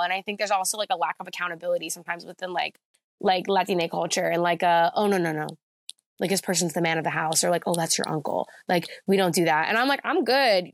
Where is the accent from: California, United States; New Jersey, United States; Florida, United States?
New Jersey, United States; Jackson; moved away as an adult; now in Philadelphia, United States; I grew up in Jackson, New Jersey. Well, like, most of my life, I lived there from, like, second grade until I went to college